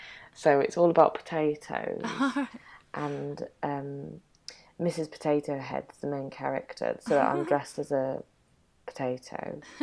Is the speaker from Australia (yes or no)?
no; York, Yorkshire and the Humber, United Kingdom; I am. I'm from York, so.